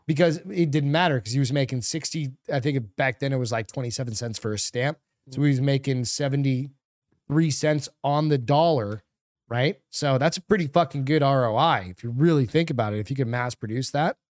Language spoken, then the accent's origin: English; New England, United States; I'm a French guy growing up in New England.